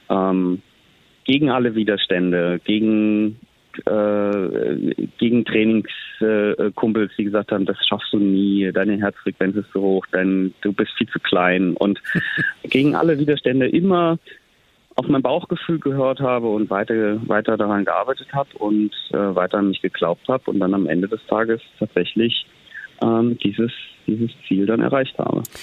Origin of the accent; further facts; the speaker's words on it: Bad Wildungen, Hesse, Germany; von meiner Kindheit in Bad Wildungen